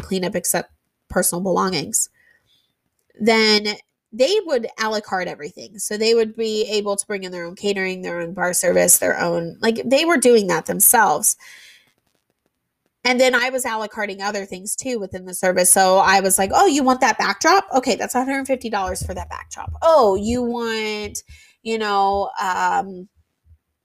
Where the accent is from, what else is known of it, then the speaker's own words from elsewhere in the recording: Indiana, United States; we're from Indiana